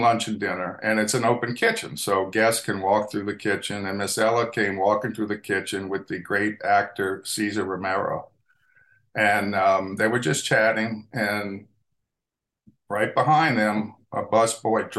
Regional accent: New Orleans, Louisiana, United States; growing up in New Orleans, you automatically grow up with a tremendous food heritage

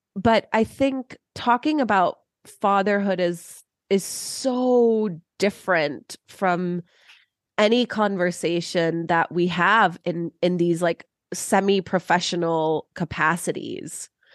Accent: Cleveland, Ohio, United States; moved away as an adult; now in Chicago, United States; I'm from Cleveland.

